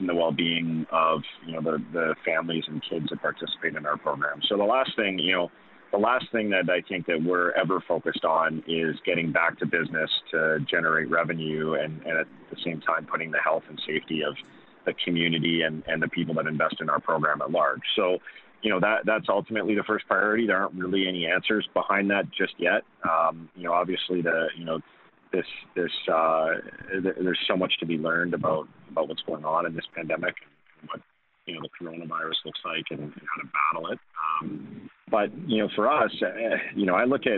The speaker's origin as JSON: {"language": "English", "country": "Canada", "said": "as a Canadian"}